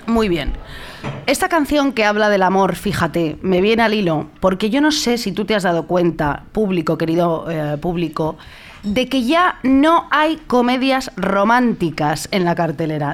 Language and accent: Spanish; Madrid, Community of Madrid, Spain; yo soy de Madrid